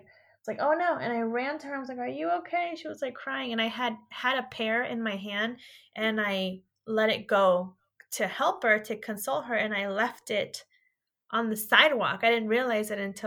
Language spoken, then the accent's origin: English; California, United States; I'm from California, and I'm just an hour and a half of Modesto